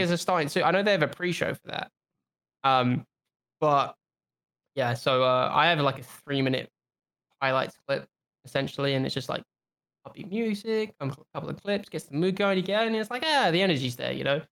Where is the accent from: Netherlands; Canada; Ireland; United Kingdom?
United Kingdom; I'm British